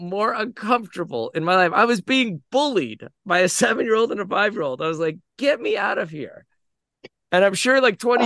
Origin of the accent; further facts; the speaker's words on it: United States; as the American and the leader